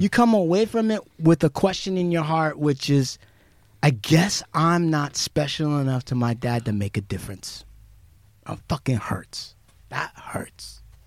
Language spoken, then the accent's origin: English; United States; As an American Indian